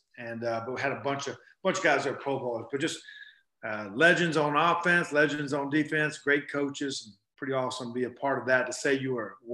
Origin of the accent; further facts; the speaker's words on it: Black Mountain, North Carolina, United States; We had big parade in Tampa, my hometown, Black Mountain, North Carolina.